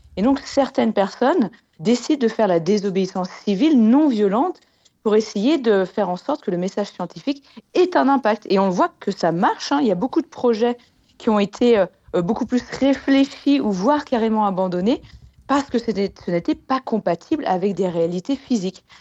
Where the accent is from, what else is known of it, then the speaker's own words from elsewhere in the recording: Annecy, Auvergne-Rhône-Alpes, France; je viens d'Annecy en Haute-Savoie